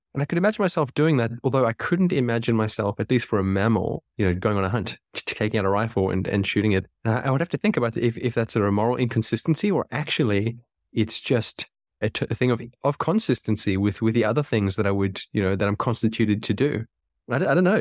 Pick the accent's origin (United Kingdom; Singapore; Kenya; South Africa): South Africa; where I was born, I was born in South Africa.